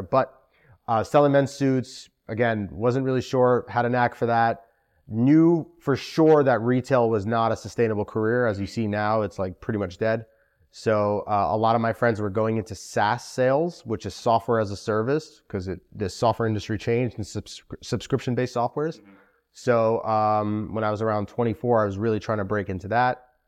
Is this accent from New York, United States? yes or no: yes; New York City, New York, United States; also born or lived in Moscow, Russia / Albany, New York; I was born in Moscow, Russia. Wow. Immigrated to Sheepshead Bay, like okay. a lot of Russian Jews and spent most of my life there.